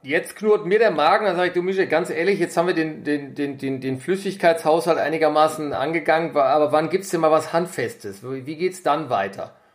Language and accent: German; Germany; hier bei uns in Deutschland